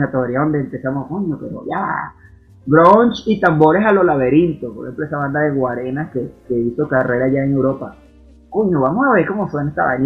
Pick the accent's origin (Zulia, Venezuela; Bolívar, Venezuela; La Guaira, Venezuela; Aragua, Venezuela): Aragua, Venezuela; now in Colombia; como a una hora de, de Baracoa, mi pueblo